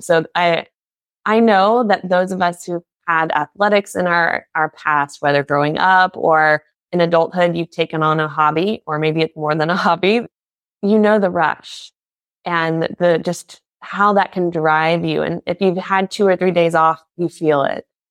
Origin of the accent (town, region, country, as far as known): United States; now in Germany